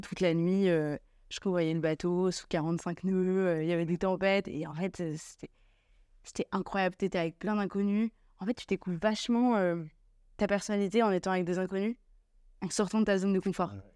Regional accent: Lille, Hauts-de-France, France; je suis lilloise

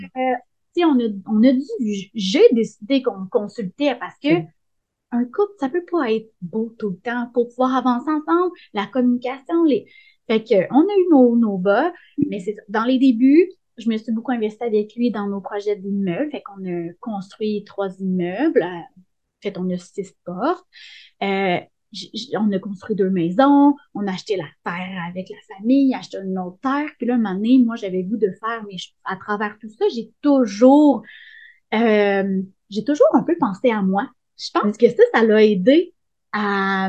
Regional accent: Sainte-Émélie-de-l'Énergie, Quebec, Canada; à sainte émilie dans mon village natal

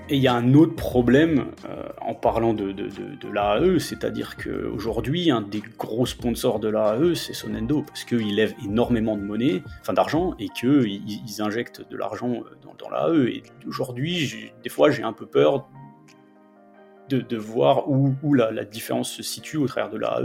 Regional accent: Metz, Grand Est, France; first language French; moved away as an adult; also born or lived in Nancy; now in Denver, United States; Je suis de Metz, en fait. Je suis, originaire de, Metz. j'ai fait toute ma scolarité là-bas

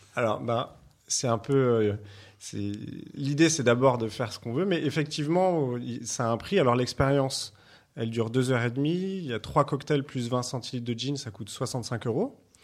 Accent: Martinique, France; moved away; also born or lived in Lot-et-Garonne / Condom, Gers; j'ai grandi en Martinique

